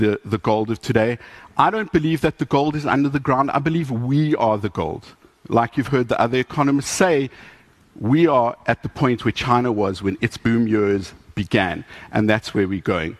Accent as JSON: {"language": "English", "town": "Johannesburg", "region": "Gauteng", "country": "South Africa", "said": "I come from Johannesburg, which is a mining town"}